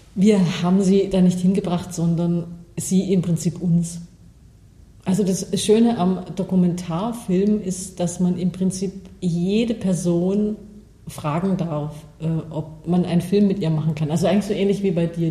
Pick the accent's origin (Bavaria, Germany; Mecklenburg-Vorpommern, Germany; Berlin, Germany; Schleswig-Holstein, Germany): Bavaria, Germany; moved away; ich komme aus Bayern